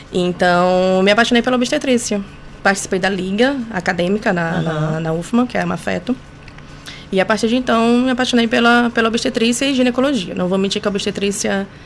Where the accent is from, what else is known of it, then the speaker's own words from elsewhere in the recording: São Luís, Maranhão, Brazil; Sou daqui de São Luís.